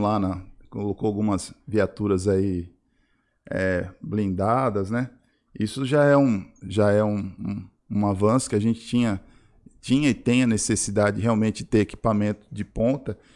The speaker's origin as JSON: {"language": "Portuguese", "country": "Brazil", "said": "também sou brasileiro"}